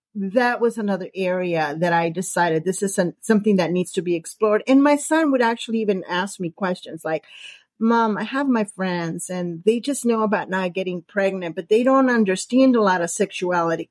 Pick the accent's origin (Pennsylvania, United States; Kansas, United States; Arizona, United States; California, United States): California, United States; San Diego; I am from San Diego, California, right next to the border to Mexico